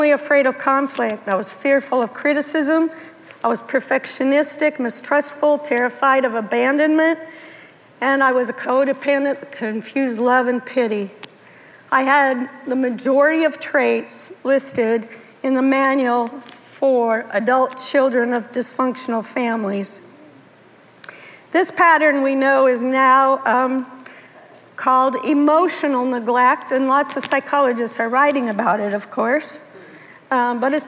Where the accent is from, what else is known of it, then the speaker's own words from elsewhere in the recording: Denver, Colorado, United States; I was raised in Denver, Colorado, the youngest of two girls.